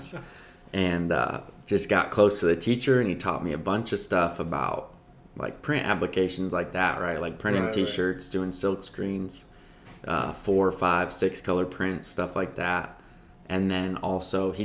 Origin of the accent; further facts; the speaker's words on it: Libertyville, Illinois, United States; moved away; I grew up in Chicago. So 45 minutes north of Chicago, actually like 15 minutes from the Wisconsin border.